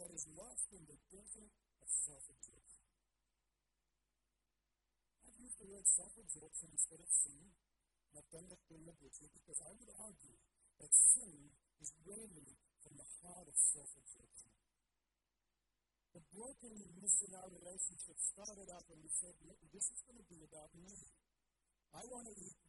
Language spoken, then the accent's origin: English; South Africa; moved away; I grew up in South Africa